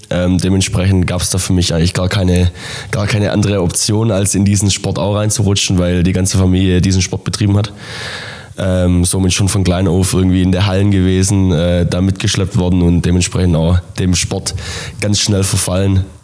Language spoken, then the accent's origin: German; Bartenbach, Baden-Württemberg, Germany; Ähm, bei uns in, in meinem Heimatdorf Bartenbach ist das erste Beachhandballturnier Deutschlands ausgetragen worden und ist auch das erste Beachhandballfeld in Deutschland ähm, gebaut worden.